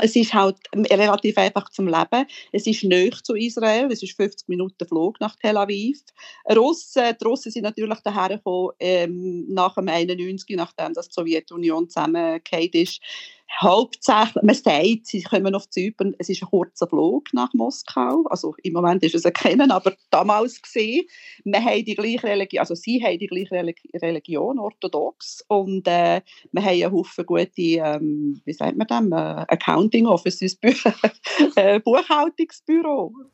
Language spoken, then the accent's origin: German; Entlebuch, Lucerne, Switzerland; moved away as an adult; also born or lived in Sempach, Switzerland; now in Limassol, Cyprus; Ich bin in die Schule gelaufen im Entlebuch, drei vier Viertelstunden, viermal im Tag